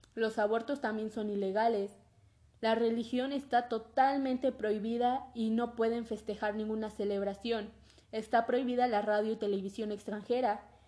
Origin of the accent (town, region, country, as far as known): Mexico